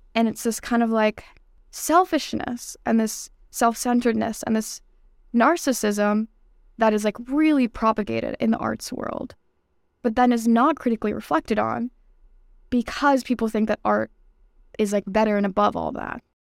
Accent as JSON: {"language": "English", "town": "New York City", "region": "New York", "country": "United States", "tie": "born or raised there", "moved": "as an adult", "lives_now": "Boston, United States", "said": "I'm from New York City. I grew up in Brooklyn"}